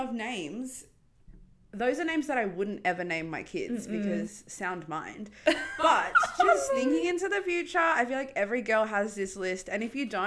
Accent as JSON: {"language": "English", "country": "South Africa", "tie": "born or raised there", "moved": "yes", "said": "When I was growing up in South Africa, we had these opposite neighbours"}